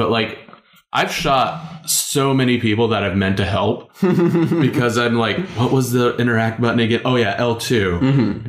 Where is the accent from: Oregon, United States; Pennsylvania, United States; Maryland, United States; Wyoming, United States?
Wyoming, United States; moved away; I come from Wyoming. They look like the mountains I used to be in all the time, the plains and all that stuff.